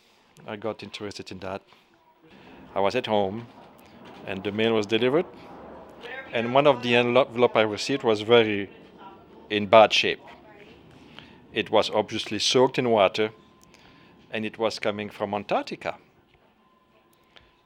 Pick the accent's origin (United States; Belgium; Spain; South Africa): Belgium; I'm from Belgium.